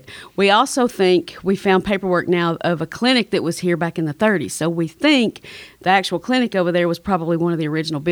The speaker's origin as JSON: {"language": "English", "town": "Chattanooga", "region": "Tennessee", "country": "United States", "said": "I am from Chattanooga, which is about 40 miles east of here"}